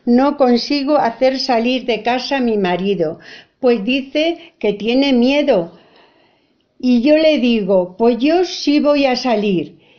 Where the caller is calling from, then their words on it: Almagro, Castilla-La Mancha, Spain; Hola, hola Fina … de Almagro.